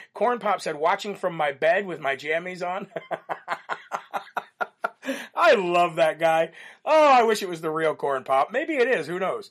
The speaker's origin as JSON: {"language": "English", "region": "Illinois", "country": "United States", "tie": "born or raised there", "said": "Illinois, which is my home state where I was born and raised"}